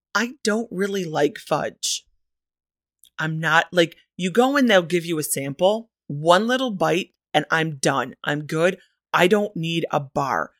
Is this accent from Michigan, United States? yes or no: yes; Michigan, United States; That is the official state motto of my home state, Michigan